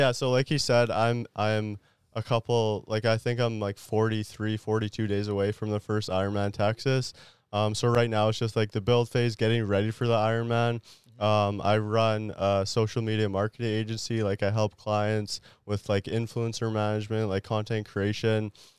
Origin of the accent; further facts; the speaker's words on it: France; born there; I was born in France.